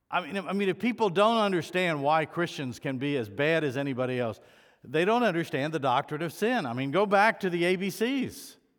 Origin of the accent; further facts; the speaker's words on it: United States; being an American